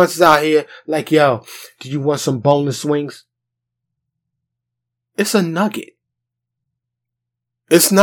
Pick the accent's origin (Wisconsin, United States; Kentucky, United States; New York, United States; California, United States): New York, United States; New York City; moved away as an adult; now in Dallas, United States; I grew up in New York City.